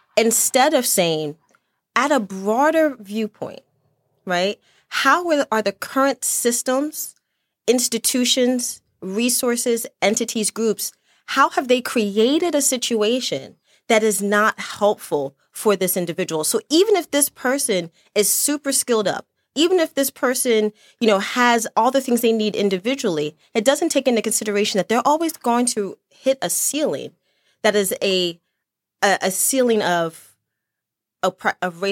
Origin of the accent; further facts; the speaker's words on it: Chester, Pennsylvania, United States; also born or lived in Lancaster County, Pennsylvania; I was born in Chester, Pennsylvania, and, and all of my family are originally from Dutch country out in Lancaster, Pennsylvania